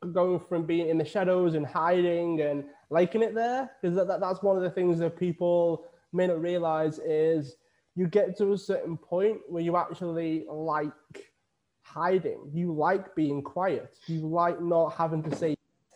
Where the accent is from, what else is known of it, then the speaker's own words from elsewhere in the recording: Widnes, North West England, United Kingdom; now in Lanzarote, Spain; I'm originally from Widnes in the UK. I moved to Lanzarote in the Canary Islands